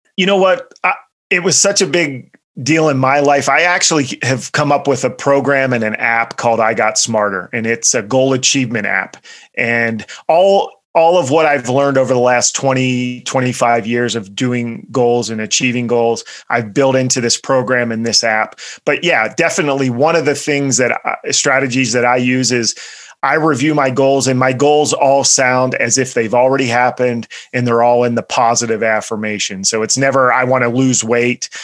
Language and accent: English; central Pennsylvania, United States; I grew up in uh, central Pennsylvania